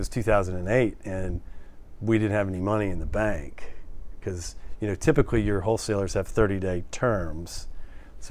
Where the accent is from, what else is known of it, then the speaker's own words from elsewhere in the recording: New Orleans, Louisiana, United States; moved away as an adult; now in Charleston, United States; I grew up outside of New Orleans